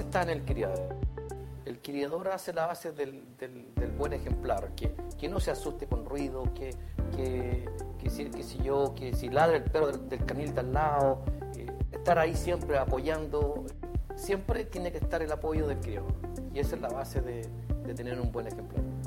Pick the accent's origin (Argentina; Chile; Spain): Chile; el terremoto que tuvimos acá en Chile